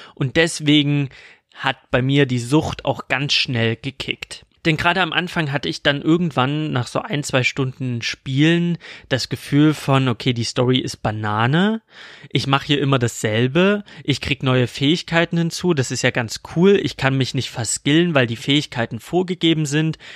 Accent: Dresden, Saxony, Germany; accent: Saxon; also born or lived in Freital; mein Vater ist Libanese, aber ich bin in Dresden geboren und aufgewachsen

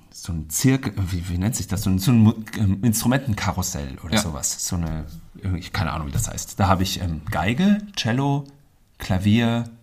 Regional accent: Künzell, Hesse, Germany; Ähm, und früher im Künzel bin ich äh, äh, aufgewachsen in die Don Bosco Schule.

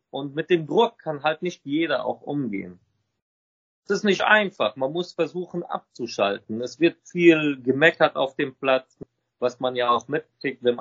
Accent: Lebanon; Wir sind beide ursprünglich aus dem Libanon.

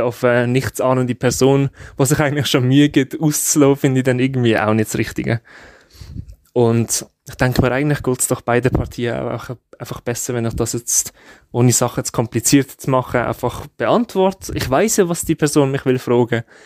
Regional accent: Switzerland; ich bin Schweizer

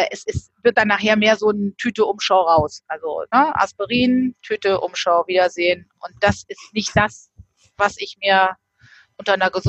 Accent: Northern Germany, Germany; Ja, ich komme äh, oben aus Norddeutschland, ähm, bin hier relativ nah sogar oben an der Nordseeküste.

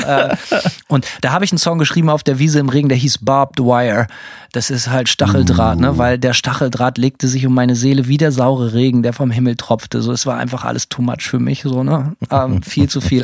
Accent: Bremen, Germany; bin bei uns in Bremen

